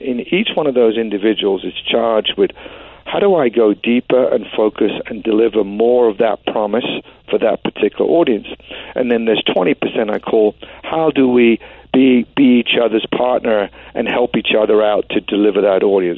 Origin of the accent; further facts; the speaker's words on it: London, United Kingdom; moved away as an adult; now in Oregon, United States; I grew up in West London